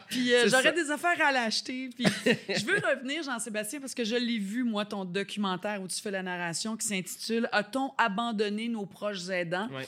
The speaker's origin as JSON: {"language": "French", "country": "Haiti", "said": "Et je suis haïtienne. Et nous, chez nous, on ne demande pas de l'aide."}